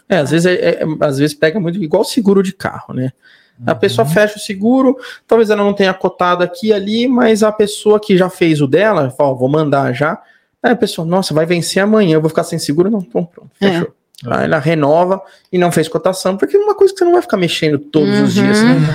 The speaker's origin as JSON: {"language": "Portuguese", "region": "São Paulo", "country": "Brazil", "said": "Eu sou de São Paulo"}